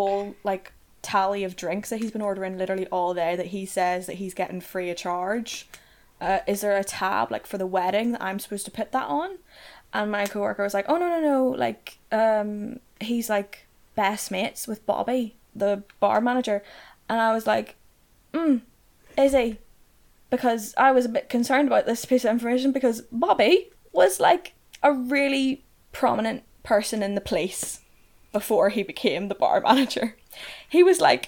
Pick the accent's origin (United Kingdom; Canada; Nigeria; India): United Kingdom; Northern Ireland; born or raised there